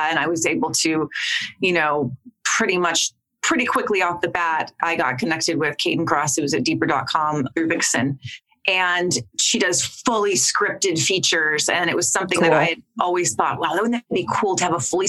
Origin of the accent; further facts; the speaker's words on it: Long Beach, California, United States; Yeah, I'm from California. I'm actually from Long Beach, which it's LA adjacent, of course.